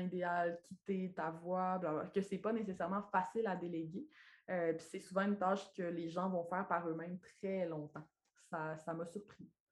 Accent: Lac Saint-Jean, Quebec, Canada; accent: accent du lac; now in Quebec City, Canada; je suis née et j'ai grandi au lac Saint-Jean

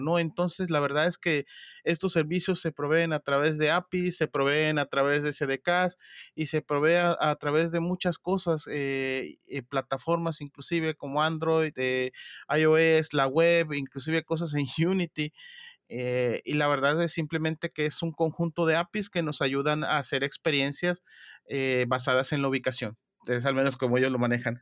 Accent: Mexico; soy de México

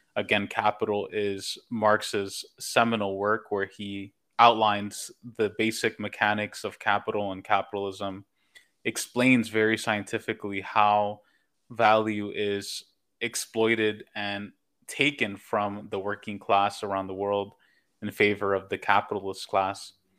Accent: New York, United States; moved away as an adult; now in Los Angeles, United States; I'm born and raised in New York

